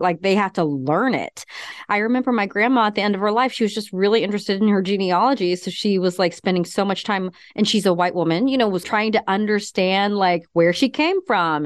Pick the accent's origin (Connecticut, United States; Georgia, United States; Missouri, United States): Missouri, United States; Kansas City; moved away as an adult; also born or lived in Seattle / North Carolina; now in Missouri, United States; I grew up in Kansas City